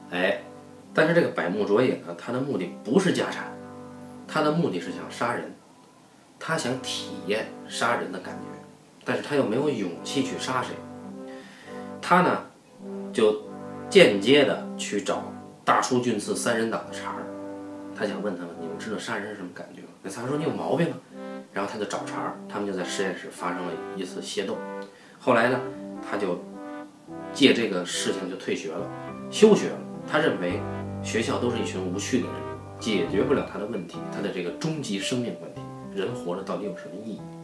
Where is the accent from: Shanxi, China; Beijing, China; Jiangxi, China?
Beijing, China; accent: Beijing dialect; 我们北京话叫半大小子